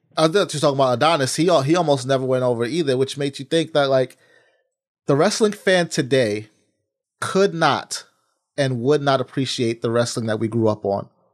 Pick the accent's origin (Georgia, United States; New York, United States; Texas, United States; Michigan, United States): New York, United States; As a New Yorker